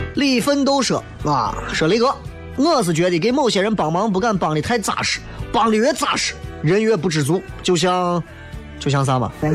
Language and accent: Chinese; Xi'an, Shaanxi, China; 作为一个西安人